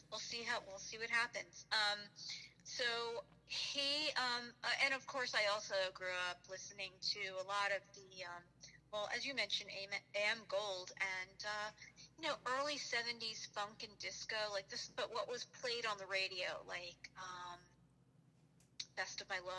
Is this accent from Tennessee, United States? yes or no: no; New York, United States; growing up in New York